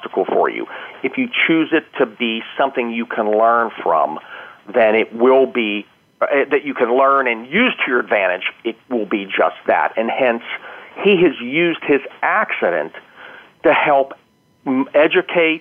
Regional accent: Pennsylvania, United States; my hometown

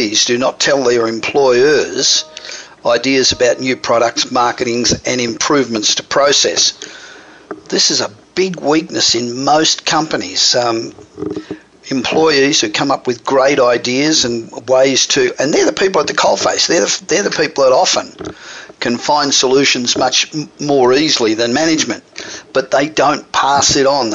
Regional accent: Australia; accent: Australian; moved away as an adult; now in United States; I'm Australian, obviously. But I've been here just on 30 years, so the accent doesn't go away

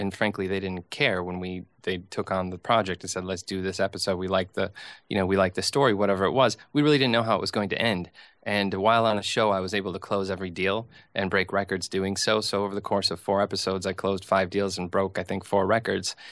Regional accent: St. Cloud, Minnesota, United States; now in New York, United States; I grew up in a place called Saint Cloud, Minnesota

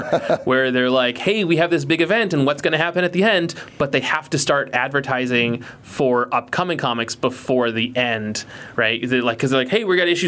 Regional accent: New England, United States; I'm from New England.

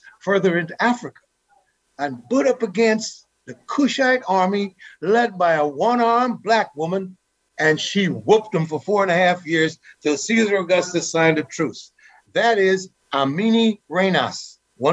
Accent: Guyana; now in United States; Growing up in Guyana, we had some political issues.

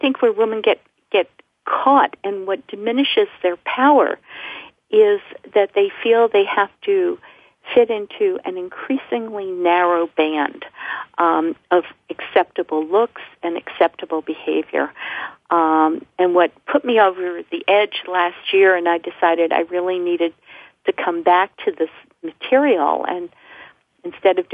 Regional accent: New York, United States; also born or lived in Alabama; I was from New York

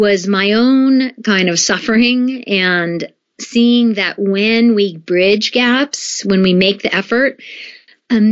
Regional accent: United States; moved away as an adult; also born or lived in Japan; I grew up in the United States for the most part

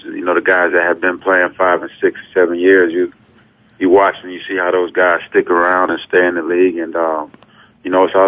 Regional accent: Ocala, Florida, United States; moved away as an adult; also born or lived in San Diego; now in Buffalo, United States; my hometown, Ocala, Florida, and now where I play at in Buffalo

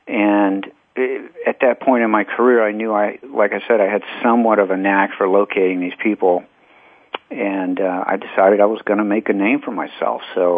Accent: Texas, United States; born there; now in Arizona, United States; Yeah, I was born in Texas and the product of divorced parents, so I've been back and forth.

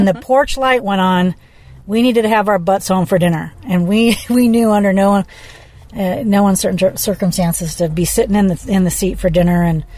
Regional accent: Beaufort, South Carolina, United States; born there; also born or lived in Cherry Point, North Carolina; I was born in Beaufort, South Carolina. I remember doing kindergarten age in Cherry Point, North Carolina.

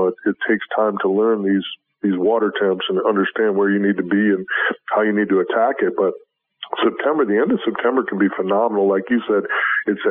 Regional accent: Wisconsin, United States; now in Florida, United States; I was born and raised in Wisconsin

